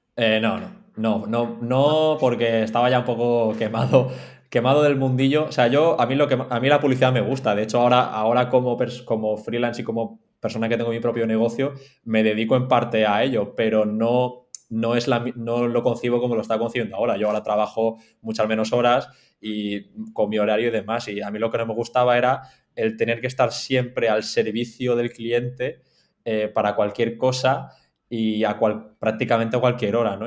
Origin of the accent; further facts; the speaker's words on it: Mallorca, Balearic Islands, Spain; also born or lived in Madrid; estoy en Mallorca ahora mismo, soy de Mallorca, una isla en la costa este de España